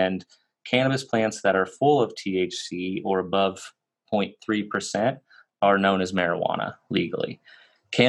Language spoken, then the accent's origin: English; Kansas, United States; I was born and raised in Kansas, so I was kind of in the middle of the Bible Belt